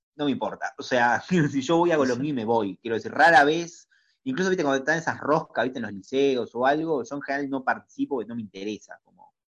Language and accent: Spanish; Uruguay; Soy reconocido en mi país